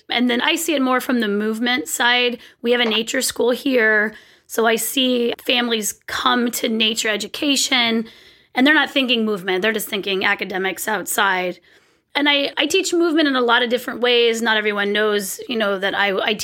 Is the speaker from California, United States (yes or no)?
yes; California, United States; moved away as an adult; now in Pacific Northwest, United States; I'm from California. I had never really owned rain boots or winter gear my whole life. And then we moved to the Pacific Northwest